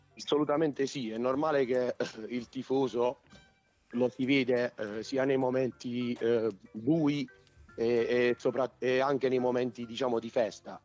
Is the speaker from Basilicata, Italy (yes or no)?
yes; Atella, Basilicata, Italy; io l'anno scorso ero ad Atella, quindi io, mm, nel mio paese